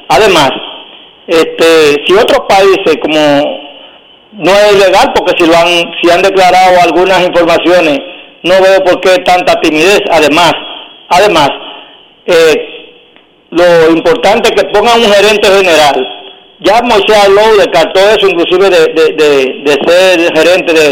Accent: Dominican Republic; now in Providence, United States; mantienen ese contacto bonito como dominicanos que somos.

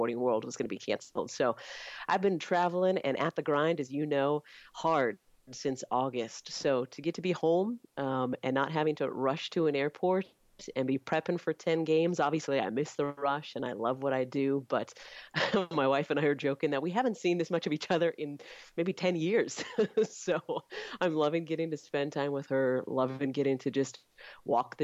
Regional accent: Clovis, California, United States; also born or lived in Fresno, California / Bay Area, California; When I was 6, we moved to nearby Clovis, California, and that's where I grew up.

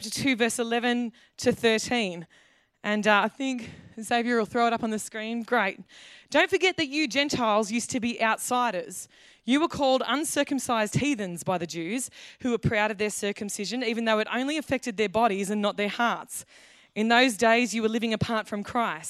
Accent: Australia; as an Australian

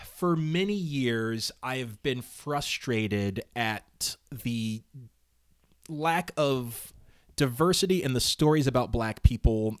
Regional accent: Altadena, California, United States; I lived in Altadena

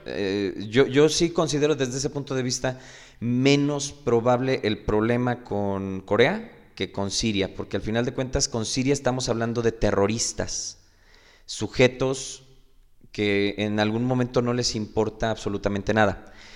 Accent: Mexico

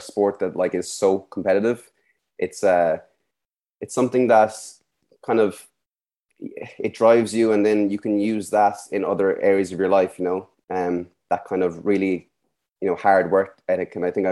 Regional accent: Skibbereen, Munster, Ireland; moved away as an adult; also born or lived in Dublin; born in Skibbereen and lived all my life there up until I was about 19 when I left to go up to Dublin

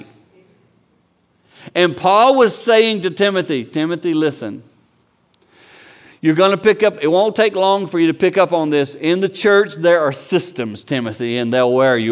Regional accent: the South, United States; since I'm from the South, I can talk like him.

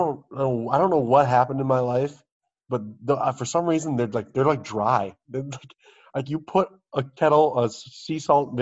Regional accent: United Kingdom; My crisps, as I call them, because I'm British.

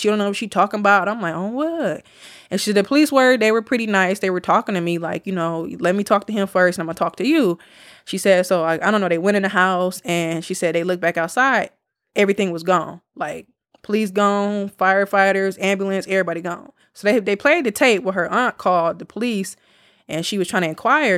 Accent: Milwaukee, Wisconsin, United States; we're from Milwaukee

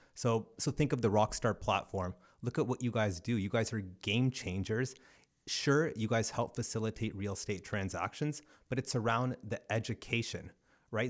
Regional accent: Brantford, Ontario, Canada; also born or lived in Cambridge, Ontario; was born in Cambridge, but then grew up uh, between Ancaster and Brantford.

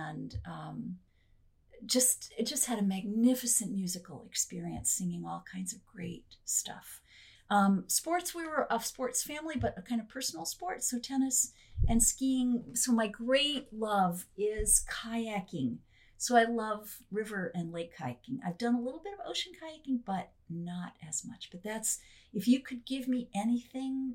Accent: Milford, Connecticut, United States; now in Frederick, United States; I grew up in Milford, Connecticut, which is a kind of a bedroom community of New York City

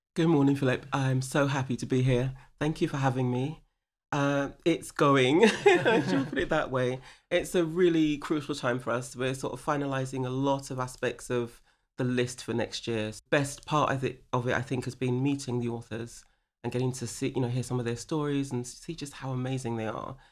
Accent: London, United Kingdom; moved away as an adult; also born or lived in California, United States / San Diego, United States; I grew up in Stone Newington in Hackney

